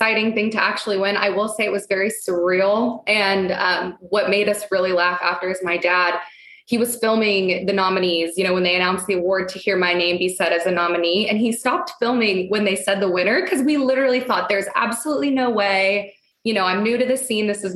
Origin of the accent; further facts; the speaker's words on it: San Antonio, Texas, United States; moved away as an adult; now in Dallas, United States; I'm from San Antonio, but I live in Dallas